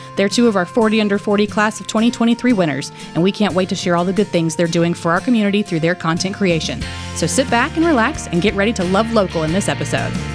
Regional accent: Danville, Virginia, United States; now in Roanoke, United States; I'm from Danville, so right down the road, not, not terribly far, but far enough that Roanoke was the big city for me growing up.

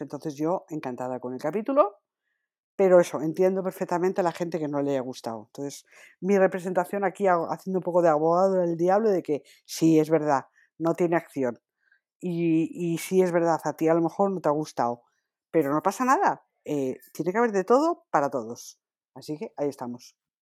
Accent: Asturias, Spain; Yo soy asturiana

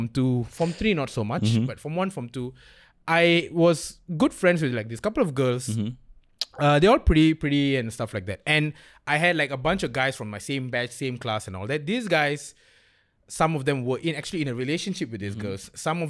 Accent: Klang, Selangor, Malaysia; I'm from Klang, so that explains like half of the story.

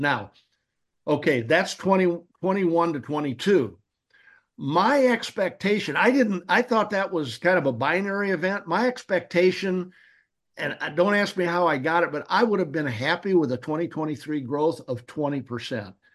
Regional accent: Peoria, Illinois, United States; Now, I'm a Midwesterner. I'm from Peoria, Illinois

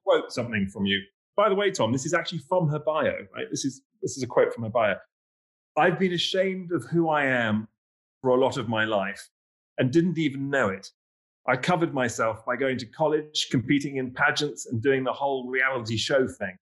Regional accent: England, United Kingdom; accent: English; now in New York, United States

